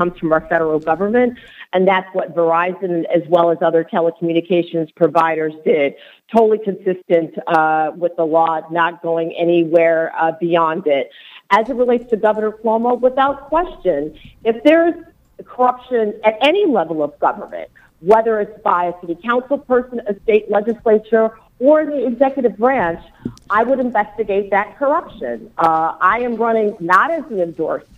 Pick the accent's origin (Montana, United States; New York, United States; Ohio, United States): New York, United States; Buffalo; my hometown of Buffalo